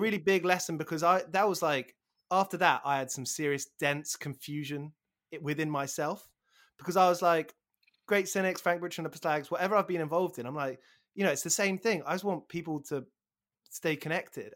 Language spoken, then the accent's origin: English; Aylesbury, South East England, United Kingdom; moved away; also born or lived in Burko; growing up around Aylesbury before moving to Burko